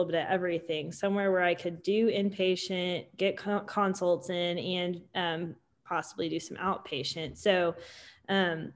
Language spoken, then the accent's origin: English; Tulsa, Oklahoma, United States; also born or lived in Dallas, Texas; I grew up in Tulsa, Oklahoma